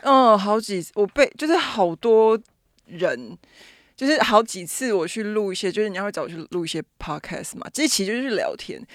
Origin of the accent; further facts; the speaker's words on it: Taipei, Taiwan; 我是台北人嘛，所以其实有很多的，我讲白一点，就是我可以随时回家住